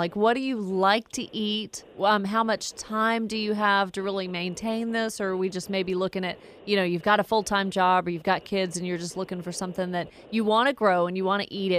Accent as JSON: {"language": "English", "town": "Woodstock", "region": "Georgia", "country": "United States", "tie": "born or raised there", "said": "Really glad to have Lauren on the line calling from my hometown of Woodstock."}